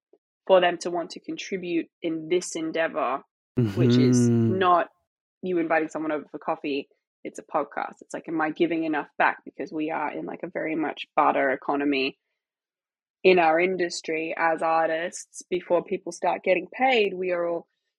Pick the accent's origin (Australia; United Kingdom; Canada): Australia; moved away; also born or lived in Los Angeles; I grew up in Australia and then I moved to Los Angeles, which is exactly the same as my hometown